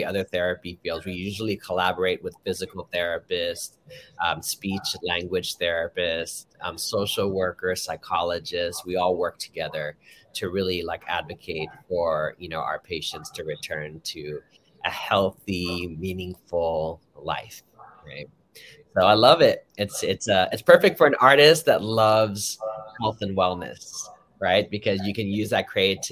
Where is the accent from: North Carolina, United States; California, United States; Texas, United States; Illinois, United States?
California, United States; Los Angeles; I grew up in Harbor City, like right next to the 110